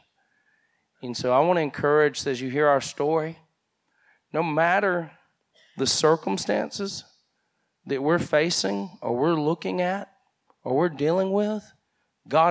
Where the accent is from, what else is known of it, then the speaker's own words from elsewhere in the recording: United States; I grew up here in Henry County